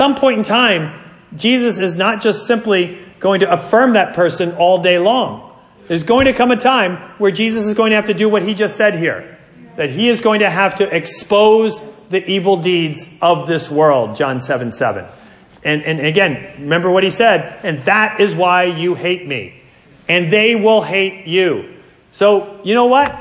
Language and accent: English; New Jersey, United States; I'm from New Jersey